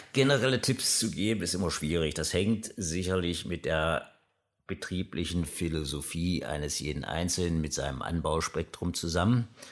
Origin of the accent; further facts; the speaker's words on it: Aschersleben, Saxony-Anhalt, Germany; Ich komme aus Aschersleben, wie gesagt, der ältesten Stadt in Sachsen-Anhalt